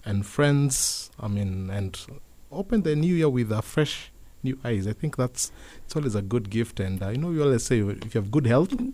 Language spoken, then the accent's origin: English; Kenya; as Kenyan